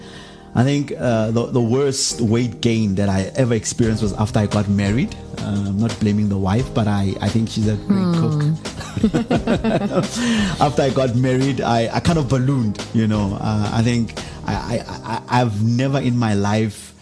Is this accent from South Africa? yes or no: yes; Pretoria, Gauteng, South Africa; I come from a township in the east of Pretoria, Mamelodi